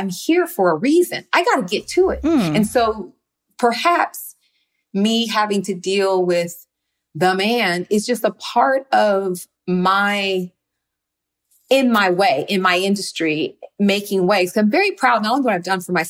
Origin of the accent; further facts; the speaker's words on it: Los Angeles, California, United States; also born or lived in Compton; I grew up in Windsor Hills here in Los Angeles.